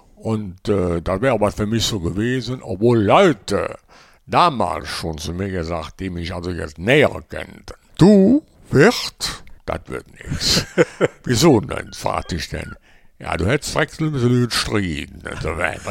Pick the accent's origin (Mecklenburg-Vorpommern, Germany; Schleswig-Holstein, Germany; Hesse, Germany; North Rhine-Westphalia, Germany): North Rhine-Westphalia, Germany; Mönchengladbach; ich bin auch hier in Lob, in meiner, also wie gesagt, in meiner Heimat hier, war ich auch in allen Kneipen bekannt